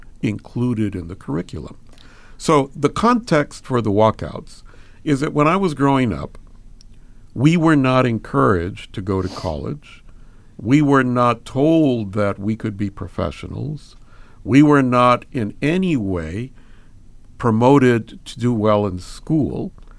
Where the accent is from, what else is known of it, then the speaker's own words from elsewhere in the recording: Los Angeles, California, United States; born there; I was born in East L.A.